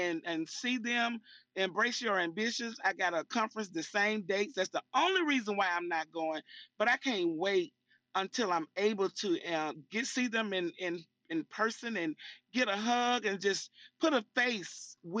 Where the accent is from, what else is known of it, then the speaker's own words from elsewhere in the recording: Birmingham, Alabama, United States; I'm from Birmingham, Alabama